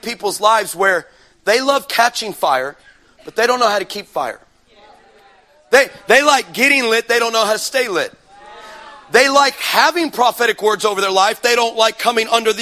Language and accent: English; Texas, United States; I'm from Texas.